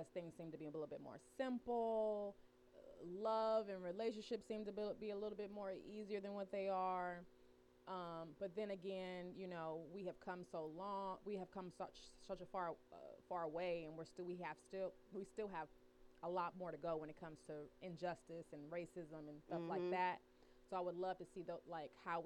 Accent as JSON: {"language": "English", "town": "Oakland", "region": "California", "country": "United States", "moved": "yes", "said": "I'm from California"}